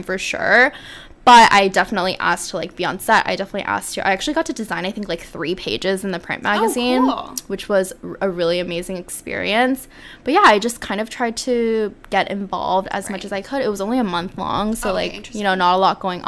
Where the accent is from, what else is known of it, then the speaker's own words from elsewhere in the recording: South Korea; moved away as an adult; So I grew up in Korea, and my family still lives in Korea.